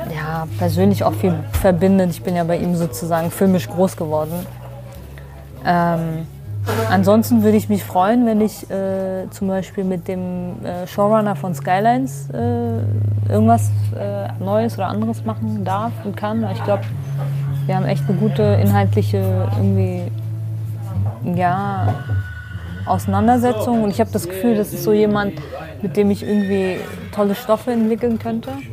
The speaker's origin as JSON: {"language": "German", "town": "Duhok", "region": "Kurdistan Region", "country": "Iraq", "tie": "born or raised there", "moved": "yes", "lives_now": "Germany", "said": "meine Geburtsstadt, Dohuk"}